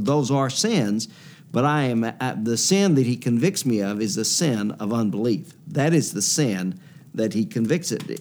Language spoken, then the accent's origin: English; Louisiana, United States; I'm from Louisiana